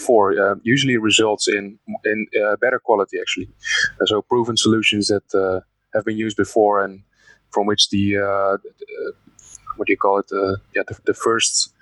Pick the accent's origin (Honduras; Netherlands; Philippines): Netherlands; I was born in the Netherlands, and my family is also from here, partly from Belgium, though. I'm part Belgian, part Dutch